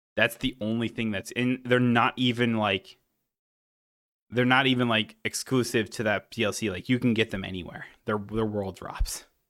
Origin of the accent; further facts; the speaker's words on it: Wisconsin, United States; we're from Wisconsin